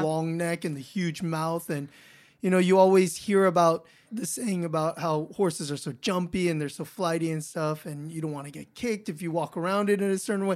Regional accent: Los Angeles, California, United States; I grew up in Los Angeles in the city.

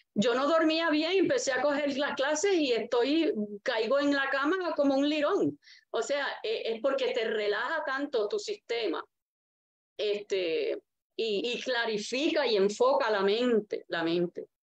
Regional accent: Arecibo, Puerto Rico; Yo fui nacida en Arecibo, criada en Arecibo y estoy viviendo ahora aquí en Arecibo

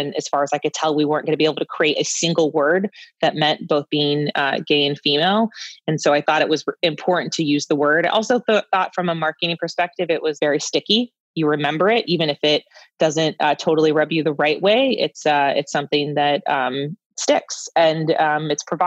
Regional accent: San Francisco, California, United States; I grew up in San Francisco

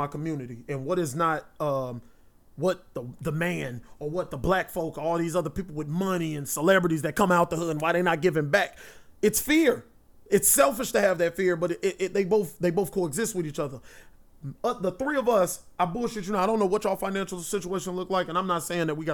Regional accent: Gary, Indiana, United States; I'm from Gary

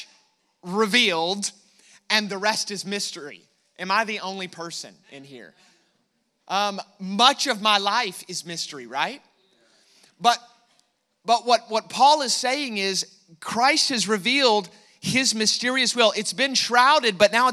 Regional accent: United States; I am American

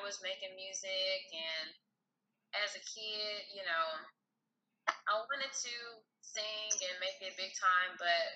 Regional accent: Houston, Texas, United States; moved away as an adult; now in Dallas, United States; I am from Houston, Texas originally. Been living out here in Dallas for the last 5 years.

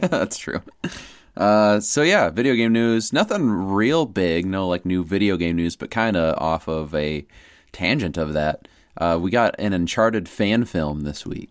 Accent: Iowa, United States; we're from Iowa

